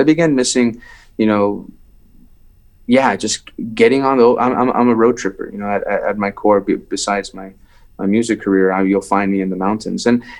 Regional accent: Iran; moved away; Because Iran had, I felt it had provided me, you know, I left

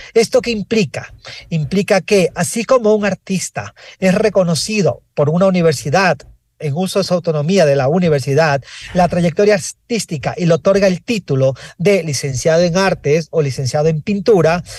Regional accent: Ecuador; todos somos ecuatorianos

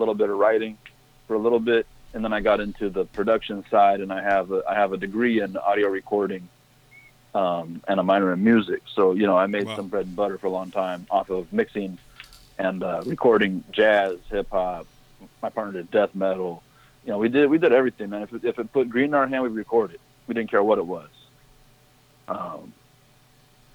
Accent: West Coast, United States; I'm from the West Coast

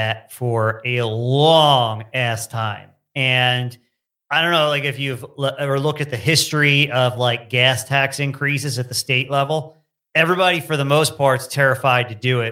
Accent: New Jersey, United States; I'm from New Jersey

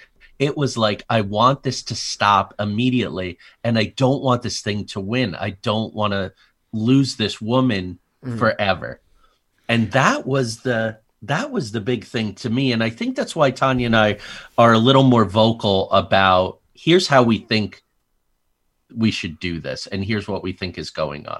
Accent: New Jersey, United States; I grew up among mafia in Jersey, like serious.

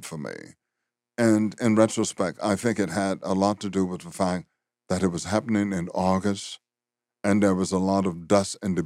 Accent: Louisiana, United States; growing up in Louisiana.

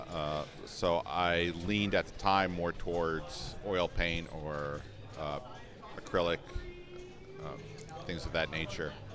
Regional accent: North New Jersey, United States; moved away as an adult; now in Florida, United States; I grew up in North New Jersey

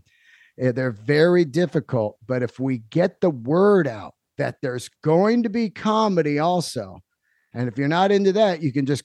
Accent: San Francisco, California, United States; our hometown of San Fran. We're both from San Francisco

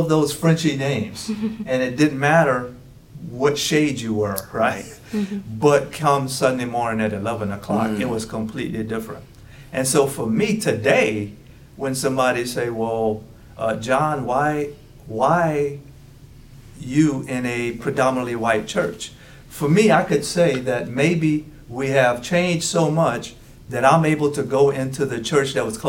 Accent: Opelousas, Louisiana, United States; I'm from the north side of Opelousas. And so I was raised Catholic in Opelousas, which is not uncommon in a Frenchy part of Louisiana.

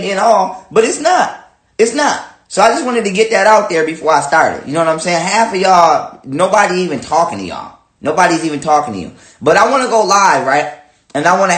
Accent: Buffalo, New York, United States; I'm from the United States, of course, Buffalo, New York, to be exact

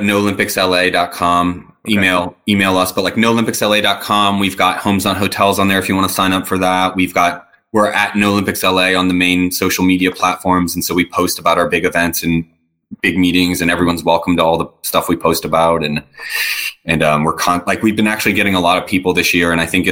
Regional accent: New Orleans, Louisiana, United States; I come from New Orleans, a fairly conservative community.

